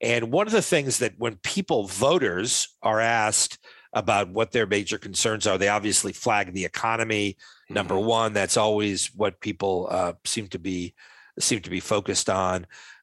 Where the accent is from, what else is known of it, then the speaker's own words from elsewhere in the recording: Providence, Rhode Island, United States; my hometown in Providence, Rhode Island